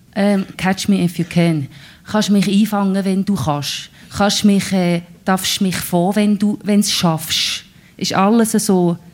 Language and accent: German; Lucerne hinterland, Switzerland; accent: Lucerne German; first language Swiss German (Lucerne dialect); ich bin ja im Hinterland von Luzern aufgewachsen